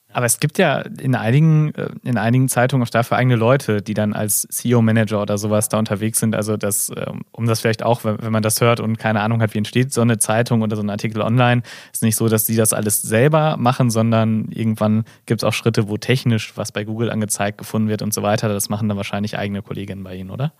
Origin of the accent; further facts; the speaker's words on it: Gelsenkirchen, North Rhine-Westphalia, Germany; Ich bin gebürtiger Gelsenkirchner